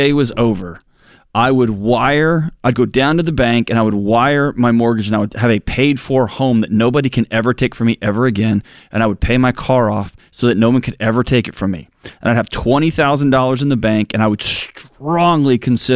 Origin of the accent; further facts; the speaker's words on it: Houston, Texas, United States; I grew up in Houston